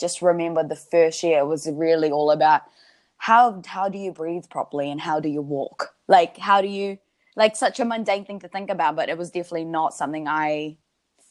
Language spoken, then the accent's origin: English; New Zealand; born or raised there